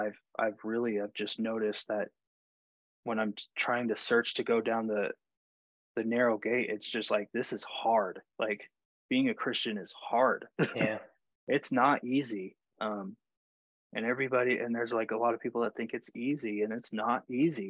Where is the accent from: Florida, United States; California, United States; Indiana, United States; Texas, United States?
Texas, United States; when I grew up in the South, like in Texas